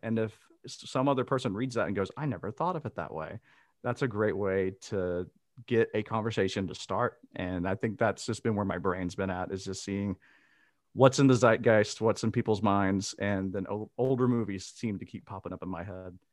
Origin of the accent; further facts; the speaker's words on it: Mississippi, United States; moved away as an adult; now in Amsterdam, Netherlands; I am originally from Mississippi and I now live in Amsterdam in the Netherlands.